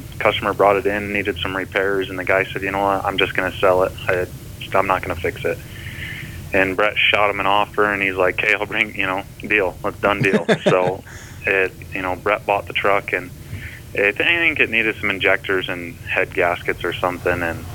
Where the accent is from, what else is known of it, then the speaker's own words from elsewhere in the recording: northern Michigan, United States; moved away as an adult; also born or lived in Laramie, Wyoming; I grew up in northern Michigan